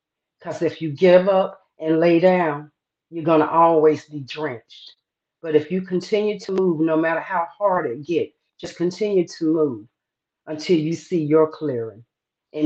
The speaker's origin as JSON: {"language": "English", "region": "the South", "country": "United States", "said": "I am from the South"}